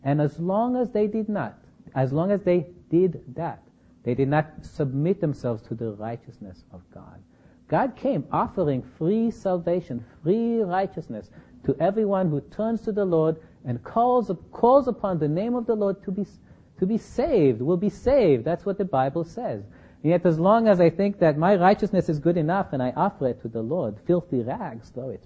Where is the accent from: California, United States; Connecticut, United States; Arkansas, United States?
California, United States; Berkeley; I come from Berkeley